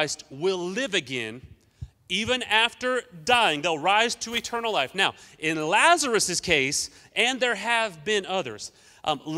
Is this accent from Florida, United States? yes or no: no; Newton, Kansas, United States; I'm from Newton, Kansas